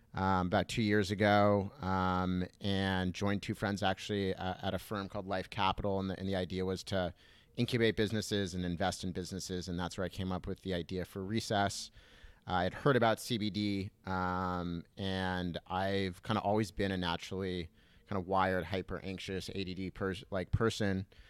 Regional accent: Southern California, United States; I grew up in Southern California, uh, in a little beach town

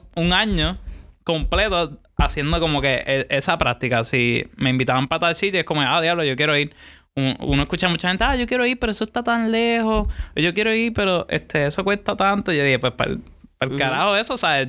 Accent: Puerto Rico; yo soy de Puerto Rico.

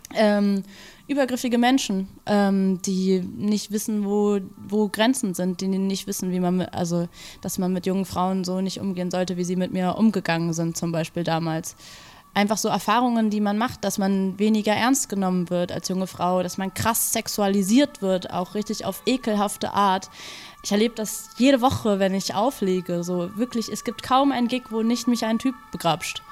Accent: Berlin, Germany; bin aufgewachsen in Berlin mit diesem, also zwischen zwei Kulturen

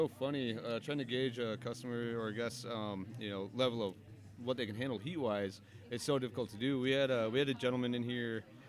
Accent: Hudsonville, Michigan, United States; also born or lived in New York / Paris / Germany / United Kingdom; I was raised in Hudsonville, so about 40 minutes southwest of here, my apologies. So definitely a Michigan-raised boy. About around the age of 18, moved away to New York

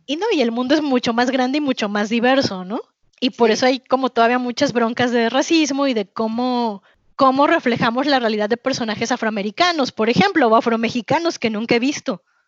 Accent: Mexico; soy latina, pero soy mexicana

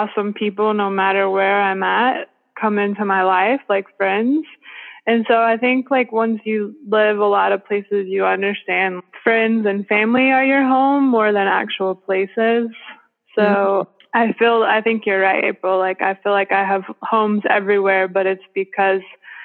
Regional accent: Western North Carolina, United States; moved away as an adult; also born or lived in Cambodia / South Florida; my hometown that I grew up

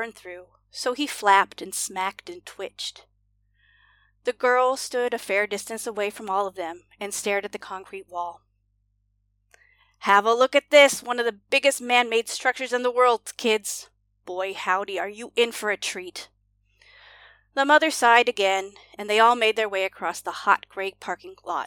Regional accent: Washington, United States; when I was growing up in Washington State.

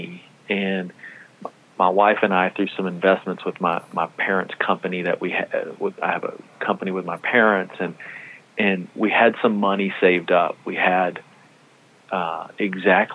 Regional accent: Texas, United States; I'm from Texas

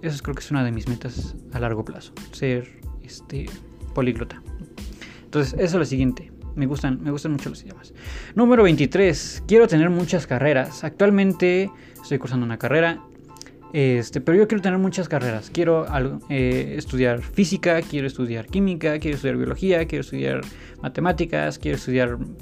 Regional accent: State of Mexico, Mexico; A pesar de que he vivido casi toda mi vida en el Estado de México y que nací en el Estado de México, todos mis estudios siempre han sido en la Ciudad de México

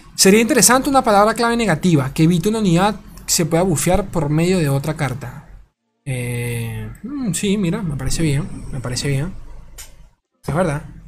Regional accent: Venezuela; De Venezuela. Soy de Venezuela

